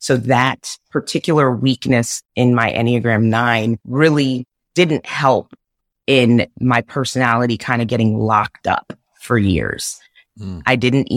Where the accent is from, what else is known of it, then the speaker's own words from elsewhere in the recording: Zambia; I was born in Africa in Zambia. My mom is Zambian. My dad was Caucasian American